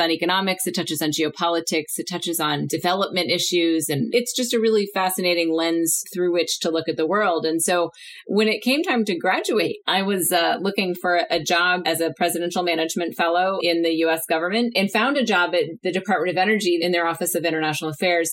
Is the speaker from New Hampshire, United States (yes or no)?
yes; New Hampshire, United States; moved away as an adult; now in Washington, D.C., United States; I'm originally from New Hampshire